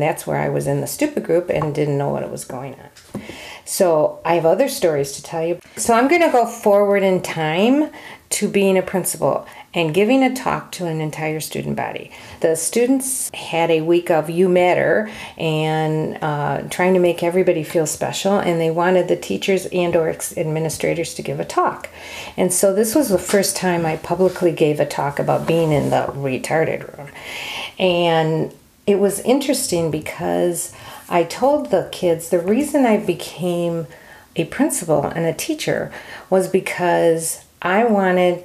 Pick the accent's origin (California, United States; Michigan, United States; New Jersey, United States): New Jersey, United States; I was born in New Jersey